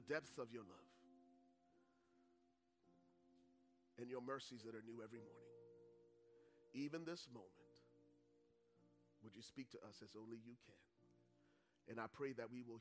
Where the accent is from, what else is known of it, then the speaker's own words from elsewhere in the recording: Buchanan, Grand Bassa County, Liberia; moved away; I'm originally from Liberia. Grew up in the second largest city at the time, called Buchanan